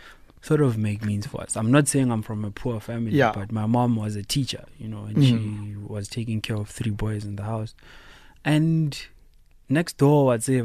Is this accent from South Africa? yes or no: yes; Tembisa, Gauteng, South Africa; You know, Gauteng, I'm from Tembisa